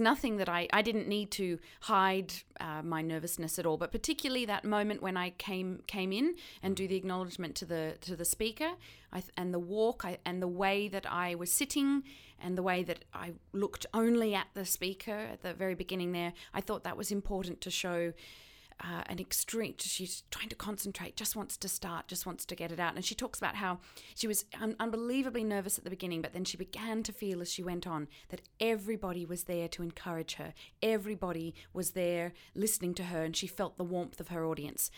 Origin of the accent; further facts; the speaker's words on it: Australia; accent: Australian; my accent, um, yeah, was, was particularly Australian